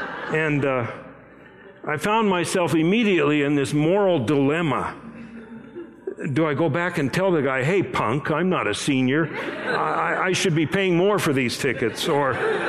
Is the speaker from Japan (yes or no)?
yes; Japan; My parents were missionaries. I grew up in Japan, and as I was starting out in elementary school, they sent me off to a boarding school